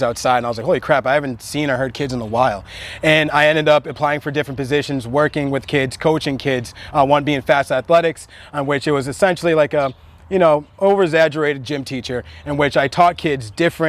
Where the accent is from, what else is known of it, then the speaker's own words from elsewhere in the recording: Randolph, Massachusetts, United States; also born or lived in Nigeria / Quincy; I'm a local guy. I'm from Massachusetts, South Shore guy, so Randolph and Quincy, and played multiple sports growing up